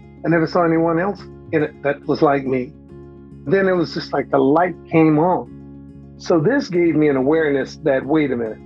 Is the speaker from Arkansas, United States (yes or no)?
yes; Pine Bluff, Arkansas, United States; now in Kansas City, United States; I'm 71 years old and I live in Kansas City, Missouri. I grew up in Pine Bluff, Arkansas